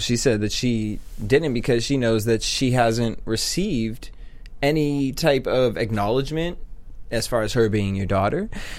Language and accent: English; East Coast, United States; I'm from the East Coast